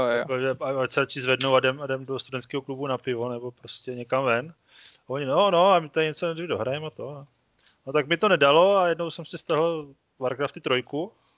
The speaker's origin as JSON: {"language": "Czech", "town": "Brno", "region": "South Moravian Region", "country": "Czechia", "said": "jsem z Brna"}